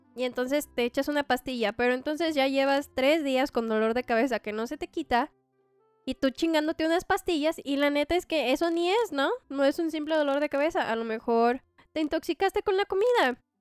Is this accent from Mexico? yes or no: yes; Mexico; como mexicanos